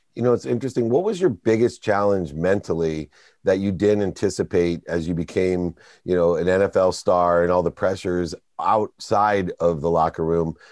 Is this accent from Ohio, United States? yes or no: yes; Akron, Ohio, United States; I grew up in Akron, Ohio, very close to where LeBron James did